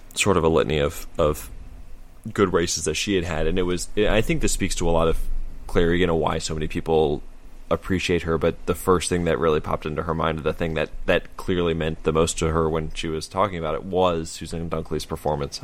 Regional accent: United States; as an American

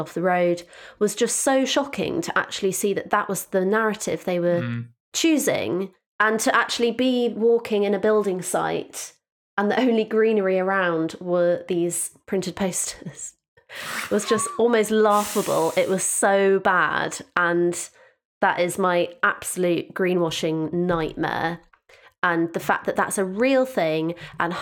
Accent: Devon, South West England, United Kingdom; I'm from Devon

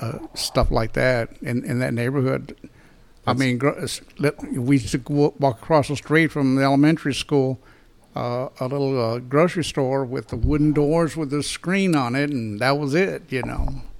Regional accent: Dallas, Texas, United States; I grew up here in Dallas, Texas.

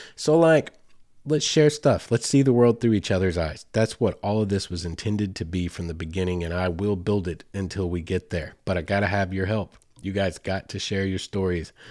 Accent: Arkansas, United States; Mammoth Springs, Arkansas, right here in my home state.

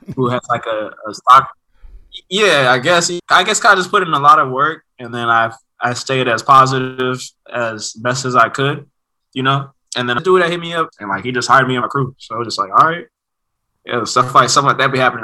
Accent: Oakland, California, United States; Nigeria inside the house and then Oakland outside

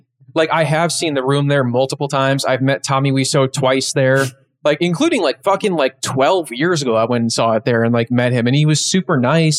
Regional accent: Lombard, Illinois, United States; I used to live there when I was a little boy.

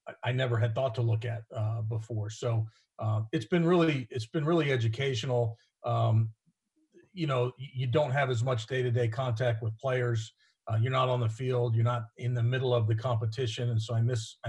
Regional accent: Florida, United States; moved away as an adult; also born or lived in New York; now in Cincinnati, United States; I grew up in Florida

